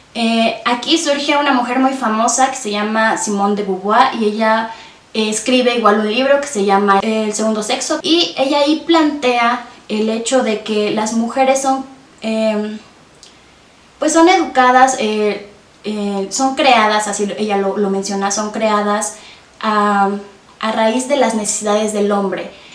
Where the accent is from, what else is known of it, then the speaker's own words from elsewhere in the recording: Tasquillo, Hidalgo, Mexico; now in Pachuca, Mexico; yo soy originaria de Tasquillo, como ya lo mencionaste, eh, actualmente radico en Pachuca